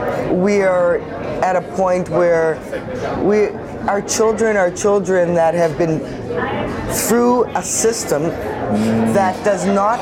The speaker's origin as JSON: {"language": "English", "town": "Halifax", "region": "Nova Scotia", "country": "Canada", "tie": "born or raised there", "said": "Well, I'm from Halifax, Nova Scotia. Uh-huh. Grew up just up the street from where we are right now, North End Halifax."}